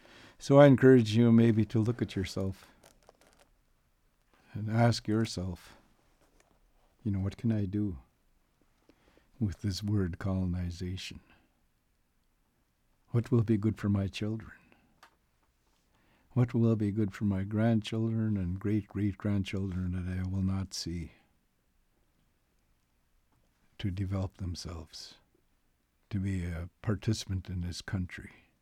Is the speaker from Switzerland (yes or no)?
no; Canada; I'm going to make a statement of accountability here as a Canadian.